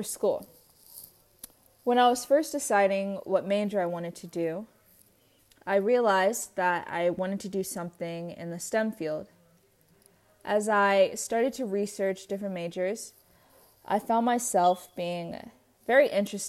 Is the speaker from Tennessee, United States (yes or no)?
no; San Diego, California, United States; I was born and raised in San Diego